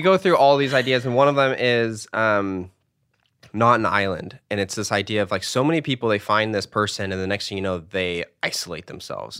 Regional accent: United States; as an American kid

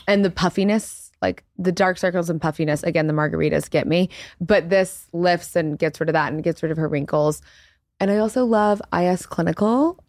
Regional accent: Baton Rouge, Louisiana, United States; moved away as an adult; now in New York, United States; we grew up in Louisiana and like really conservative Christian household. So for me, I've been living in New York since I was like 19 years old

